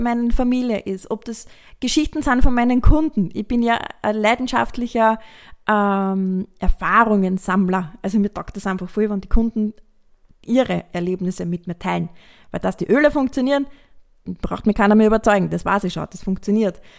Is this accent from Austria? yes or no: yes; Austria; bei uns in Österreich